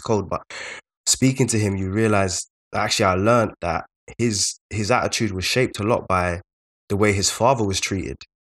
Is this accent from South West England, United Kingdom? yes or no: no; London, United Kingdom; we're both from South London